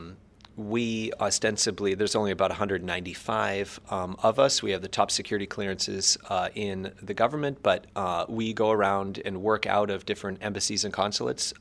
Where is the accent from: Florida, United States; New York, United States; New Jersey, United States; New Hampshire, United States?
New Hampshire, United States; Barrington; moved away as an adult; also born or lived in Poland / China; I'm originally from New Hampshire, from Barrington, New Hampshire